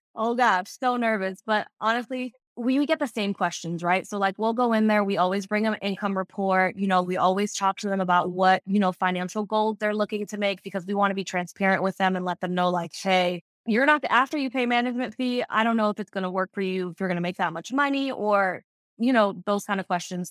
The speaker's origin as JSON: {"language": "English", "town": "Fort Lauderdale", "region": "Florida", "country": "United States", "tie": "born or raised there", "said": "Fort Lauderdale is my home, like, I was born and raised here in Broward County"}